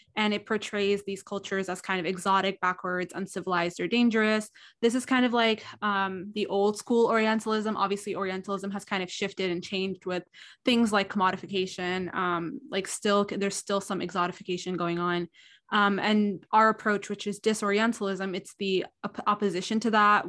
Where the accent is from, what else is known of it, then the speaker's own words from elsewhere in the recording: Southern California, United States; also born or lived in Alexandria, Egypt; I was born in Egypt, but I came to the United States at a young age. Um, I'm current, I, I've grown, I've kind of grown up between, um, Alexandria, Egypt and California, Southern California.